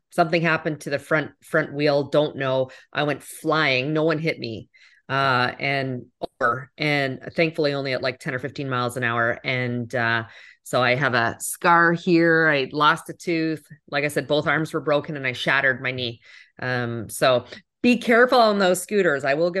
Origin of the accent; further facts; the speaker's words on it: Canada; now in United States; As a Canadian, I picked up hockey.